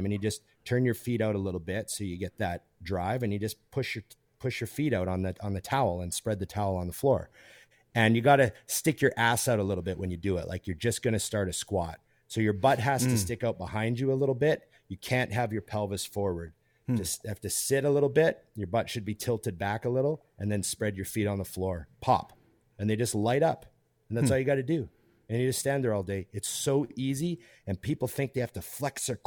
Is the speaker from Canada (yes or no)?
yes; Canada; as a Canadian